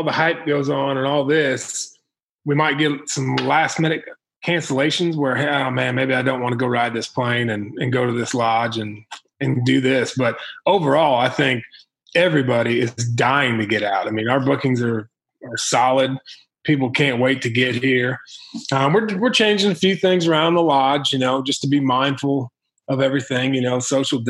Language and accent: English; Illinois, United States; now in Missouri, United States; Where I grew up in Illinois